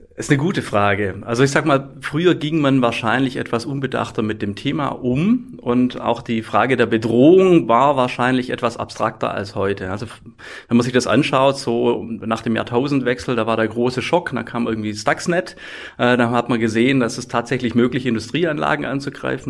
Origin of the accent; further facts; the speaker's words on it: Swabia, Germany; ich komme aus dem Schwabenländle